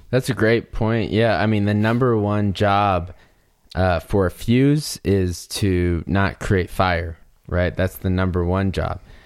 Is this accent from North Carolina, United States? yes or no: yes; North Carolina, United States; now in Colorado, United States; I grew up in North Carolina, which is kinda considered the, the Southeast as well in the United States.